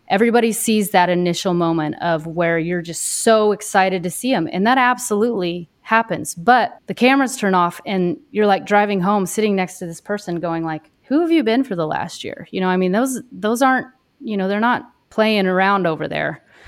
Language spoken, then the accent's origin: English; Dodge City, Kansas, United States; now in Wisconsin, United States; I grew up in Kansas, um, right around Dodge City, Kansas. I grew up on a cattle ranch out there